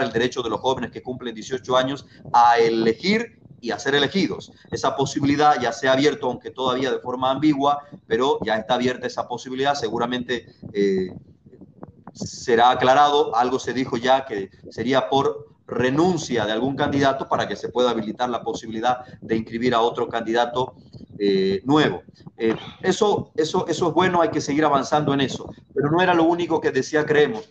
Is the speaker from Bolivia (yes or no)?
yes; Bolivia; nosotros los bolivianos